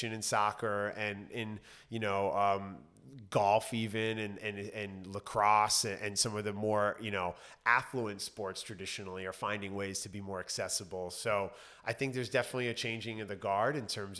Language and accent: English; New York, United States; moved away as an adult; also born or lived in Los Angeles; growing up in New York, living my adult life in Los Angeles